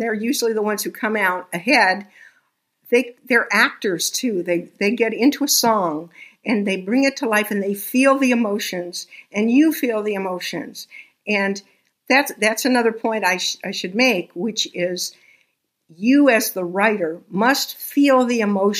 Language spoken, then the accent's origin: English; Texas, United States; I was born in Texas.